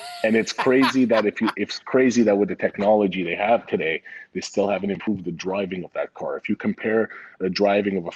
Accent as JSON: {"language": "English", "town": "Montreal", "region": "Quebec", "country": "Canada", "tie": "born or raised there", "also_born_or_lived": "Vancouver", "moved": "yes"}